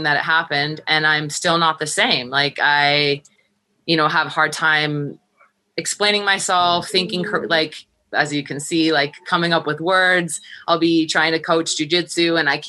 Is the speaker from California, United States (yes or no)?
yes; Los Angeles, California, United States; moved away as an adult; also born or lived in Minnesota; now in Colorado, United States; I'm from